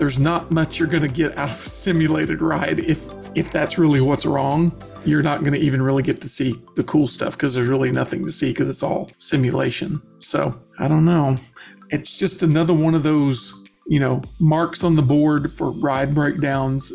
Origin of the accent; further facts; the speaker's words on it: the South, United States; I'm from the South